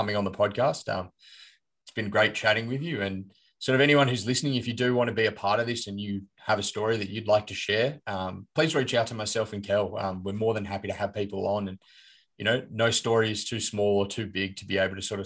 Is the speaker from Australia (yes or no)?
yes; Sydney, New South Wales, Australia; I'm from Sydney, so I don't kind of get the sort of smaller community side of things